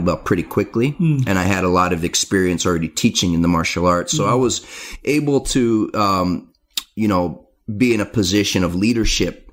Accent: San Diego, California, United States; my hometown of San Diego

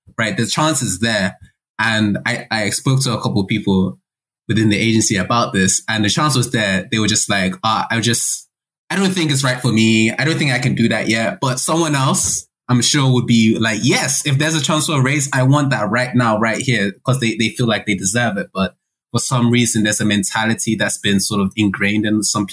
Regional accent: Nigeria; as a Nigerian

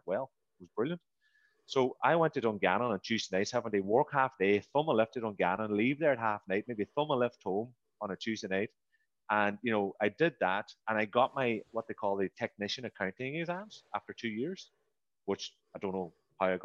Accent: the Northwest, Ireland; moved away as an adult; also born or lived in Dublin / Brisbane, Australia; I'm from the Northwest

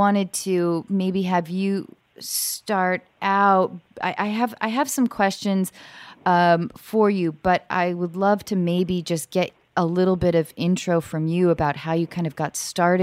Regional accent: Edmonds, Washington, United States; moved away; we're both from Washington State.

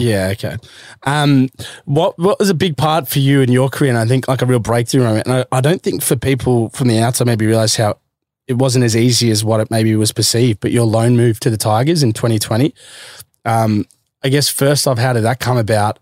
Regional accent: Melbourne, Victoria, Australia; also born or lived in Queensland; growing up in Melbourne

